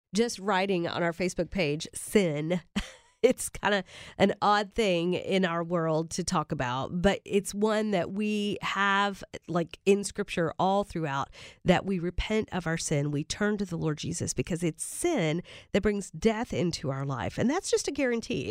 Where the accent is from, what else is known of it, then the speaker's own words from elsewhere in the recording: Kentucky, United States; now in Nashville, United States; My husband and I both born and raised in Kentucky